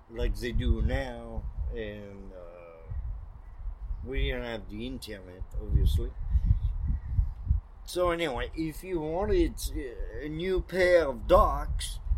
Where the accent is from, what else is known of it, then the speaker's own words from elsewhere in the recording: northern France, France; I'm from North France